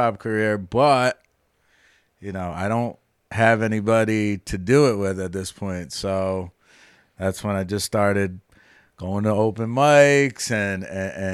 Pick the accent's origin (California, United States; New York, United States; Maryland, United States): New York, United States; Wappingers Falls; moved away; also born or lived in Capital District (518), New York; I'm originally from Dutchess County. I grew up in a town called Wappingers Falls, which is right below Poughkeepsie